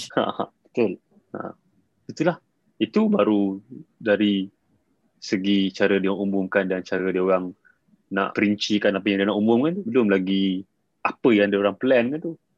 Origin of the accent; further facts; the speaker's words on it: Malaysia; sebagai rakyat Malaysia